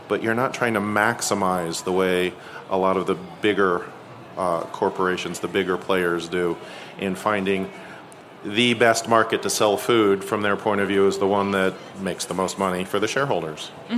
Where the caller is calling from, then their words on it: San Mateo County, California, United States; But I come from San Mateo County in California